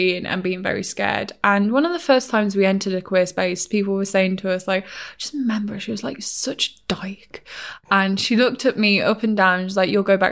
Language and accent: English; England, United Kingdom; I'm English